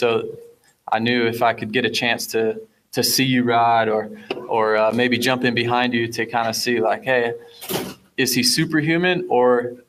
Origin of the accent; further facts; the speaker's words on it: Fort Dodge, Iowa, United States; And like you and Chad being from the same town I grew up in Iowa